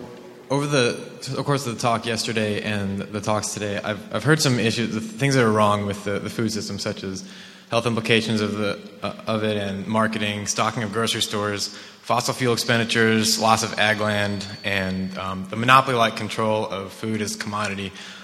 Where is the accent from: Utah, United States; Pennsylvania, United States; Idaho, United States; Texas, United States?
Texas, United States; Houston; I'm from Houston, Texas